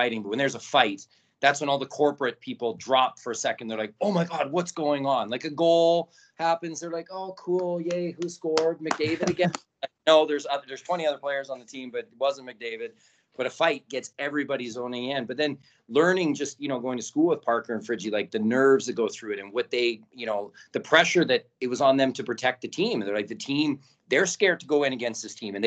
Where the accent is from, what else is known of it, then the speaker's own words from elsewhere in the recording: Kelowna, British Columbia, Canada; also born or lived in Trail, British Columbia / New York; now in Edmonton, Canada; I'm born in Trail, and people say, well, you might be born in Trail, but you're a Kelowna boy